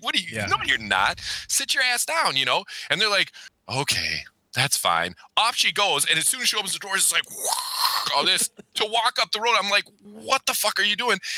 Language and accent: English; Wisconsin, United States; I grew up in Wisconsin